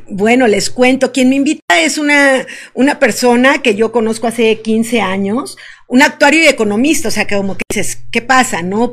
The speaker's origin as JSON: {"language": "Spanish", "region": "Veracruz", "country": "Mexico", "moved": "as an adult", "lives_now": "Querétaro, Mexico", "said": "Yo soy del estado de Veracruz, veracruzana, y vivo aquí en Querétaro desde hace un año"}